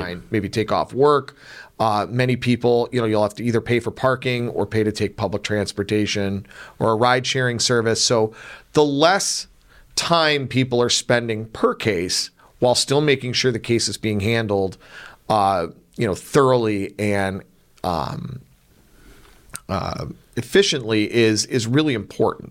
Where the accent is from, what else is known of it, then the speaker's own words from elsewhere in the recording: North Olmsted, Ohio, United States; I grew up in North Olmsted